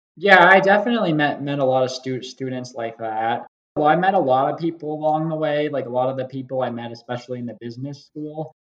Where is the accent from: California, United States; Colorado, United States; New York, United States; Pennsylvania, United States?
Colorado, United States; Parker; moved away as an adult; now in Dallas, United States; I grew up in Parker, Colorado, which is a suburb south southeast of Denver.